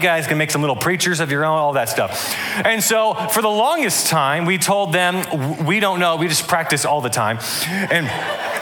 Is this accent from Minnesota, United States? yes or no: no; Atlanta, Georgia, United States; also born or lived in Michigan; I'm from Atlanta, Georgia